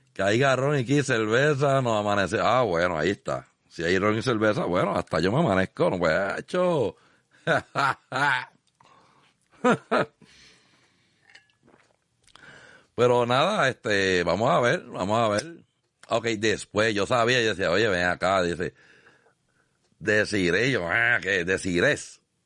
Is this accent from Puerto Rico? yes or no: yes; Arroyo, Puerto Rico; mi pueblo de Arroyo